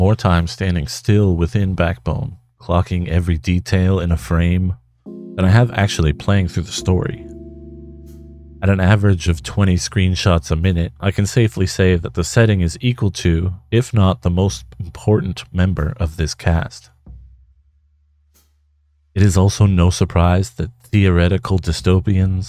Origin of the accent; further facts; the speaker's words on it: Vancouver, British Columbia, Canada; moved away; I would consider Vancouver, Canada as my hometown, even though I've spent plenty of time away from it